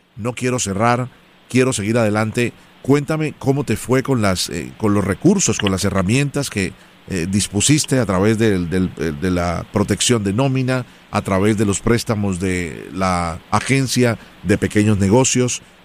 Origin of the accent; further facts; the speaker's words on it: Colombia; yo soy original de Colombia